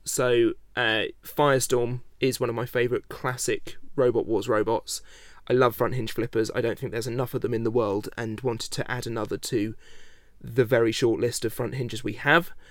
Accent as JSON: {"language": "English", "country": "United Kingdom", "said": "I am British"}